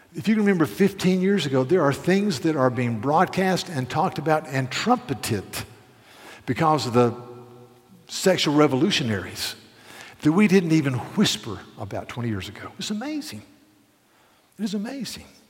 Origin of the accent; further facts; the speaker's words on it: Charleston, South Carolina, United States; I'm from Charleston, South Carolina.